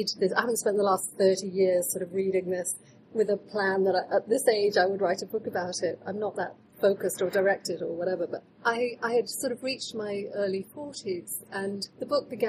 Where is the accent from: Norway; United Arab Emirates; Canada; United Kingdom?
United Kingdom; England; Growing up in England